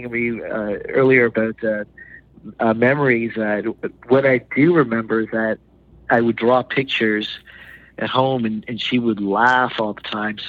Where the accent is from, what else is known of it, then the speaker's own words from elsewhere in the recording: Canada; also born or lived in India; I'm originally from India. I was born there. When I was a year old, my family moved to Canada, and my father knew how to draw and paint. And so I grew up being influenced by him